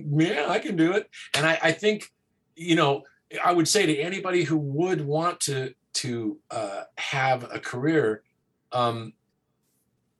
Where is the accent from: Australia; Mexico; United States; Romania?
United States; the Northwest, Pacific Northwest; moved away as an adult; also born or lived in Portland, Oregon; now in Los Angeles, United States; I'm from the Northwest originally